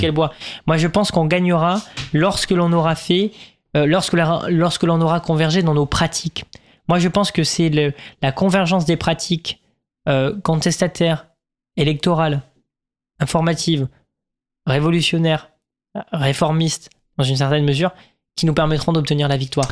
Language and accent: French; Sainte-Foy-la-Grande, Nouvelle-Aquitaine, France; now in Paris, France; moi je viens pas de Paris de base, je viens de, Sainte-Foy-la-Grande